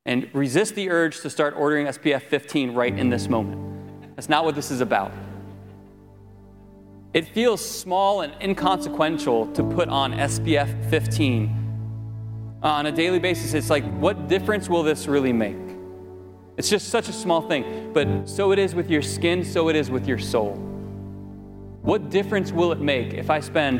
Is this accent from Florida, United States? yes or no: yes; Florida, United States; I grew up in Florida for the most part